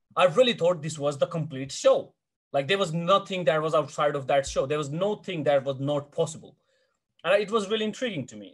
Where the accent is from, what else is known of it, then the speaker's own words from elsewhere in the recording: India; moved away; as an Indian eight, 17 and a half year old boy